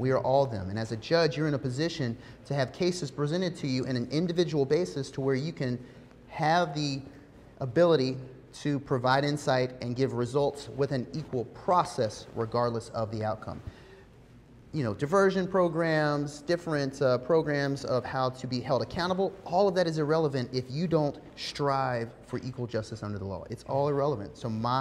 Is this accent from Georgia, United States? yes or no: yes; Savannah, Georgia, United States; I'm from Savannah, Windsor Forest Elementary, Durin Middle, Savannah High School